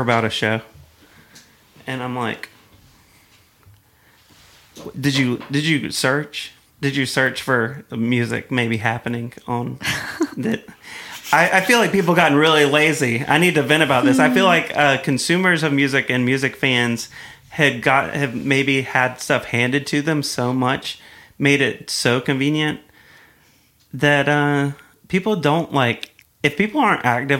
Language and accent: English; Greer, South Carolina, United States; I'm from Greer